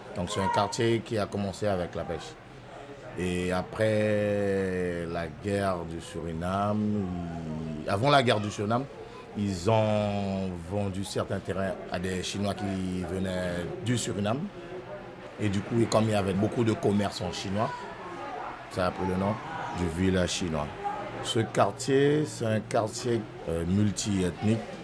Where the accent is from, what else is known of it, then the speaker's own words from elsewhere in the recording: Saint-Laurent-du-Maroni, French Guiana; Je suis né à Saint-Laurent-du-Maroni, grandi à Saint-Laurent-du-Maroni